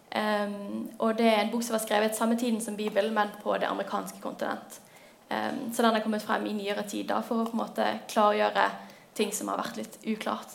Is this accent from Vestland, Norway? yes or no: yes; Bergen, Vestland, Norway; Jeg er 23 år. Jeg kommer fra Bergen